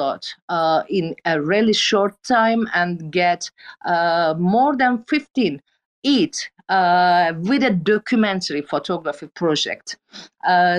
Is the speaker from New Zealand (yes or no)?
no; Turkey; English is a second language; I'm a photographer from Turkey